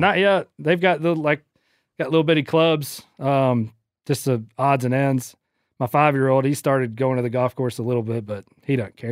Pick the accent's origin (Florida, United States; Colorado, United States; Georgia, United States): Georgia, United States; St. Simons; my hometown, Saint Simon's